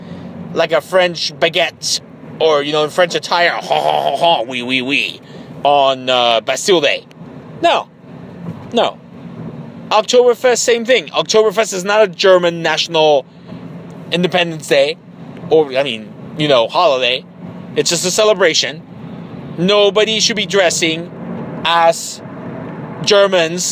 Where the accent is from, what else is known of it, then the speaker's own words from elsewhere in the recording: Mexico; our country